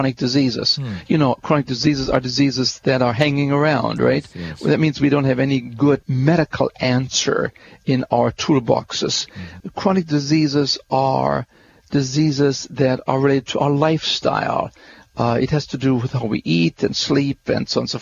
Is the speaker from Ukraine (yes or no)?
no; Germany; you're from Germany, aren't you? I said, yes, I am.